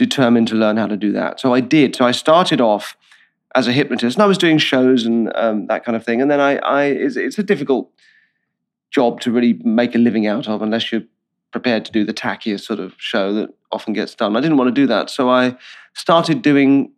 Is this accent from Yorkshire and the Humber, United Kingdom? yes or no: no; Purley, London, United Kingdom; moved away as an adult; also born or lived in Bristol; I'm from south of London in a fairly, I don't know what the equivalent would be, but a place called Purley, which is part of Croydon